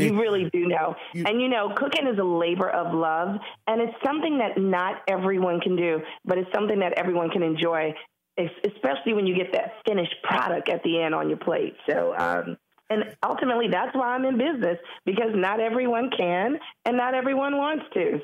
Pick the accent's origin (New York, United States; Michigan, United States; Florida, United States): New York, United States; New York City; being black and a female and born and raised in Harlem